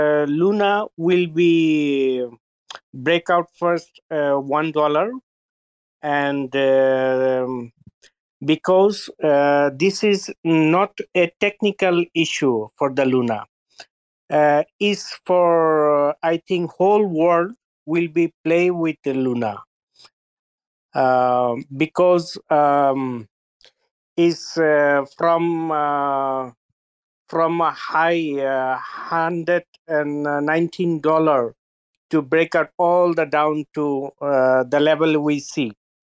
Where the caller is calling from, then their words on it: France; English is a second language; I'm here from France